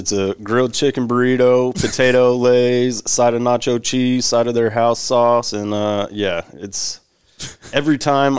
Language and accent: English; Cheyenne, Wyoming, United States; I grew up in Wyoming.